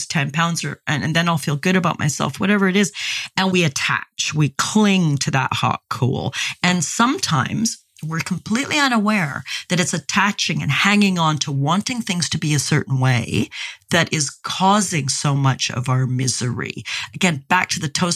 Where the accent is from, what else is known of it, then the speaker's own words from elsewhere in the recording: Canada; I grew up in Canada where we used to have barbecues with coalish briquettes back when I was a kid